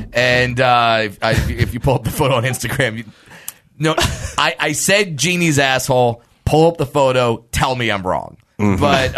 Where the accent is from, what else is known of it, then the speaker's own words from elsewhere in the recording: United States; I'm American.